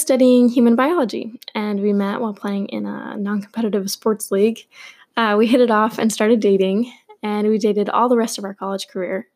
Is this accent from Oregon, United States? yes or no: yes; Portland, Oregon, United States; I was born and raised in Portland, Oregon